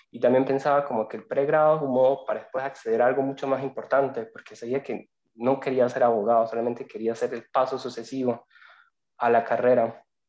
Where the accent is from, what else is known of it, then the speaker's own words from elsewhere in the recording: Venezuela; moved away as an adult; also born or lived in Sicily, Italy; now in Italy; Soy inmigrante, soy venezolano